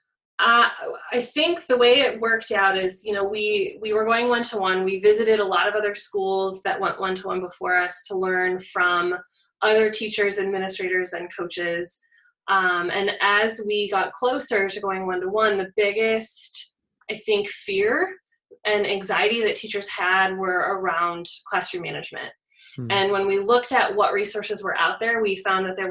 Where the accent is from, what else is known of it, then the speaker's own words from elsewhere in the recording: rural Illinois, United States; I am from Illinois. I grew up in rural Illinois, about 2.5 hours west of Chicago